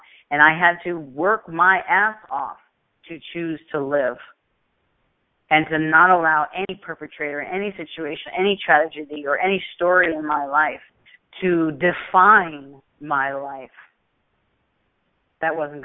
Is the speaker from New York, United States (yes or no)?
yes; New York, United States; when I grew up in New York